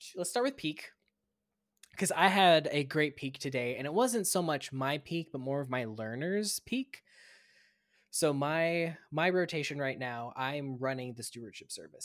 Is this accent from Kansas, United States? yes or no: yes; Kansas, United States; moved away as an adult; also born or lived in Florida / Minnesota; now in Missouri, United States; I went to school in Kansas